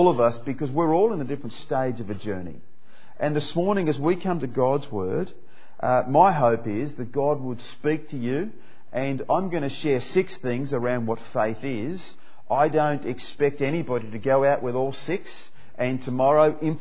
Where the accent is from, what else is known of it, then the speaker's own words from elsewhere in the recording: Perth, Western Australia, Australia; moved away as an adult; also born or lived in Papua New Guinea; now in Melbourne, Australia; I grew up in Perth, and I moved over here to Melbourne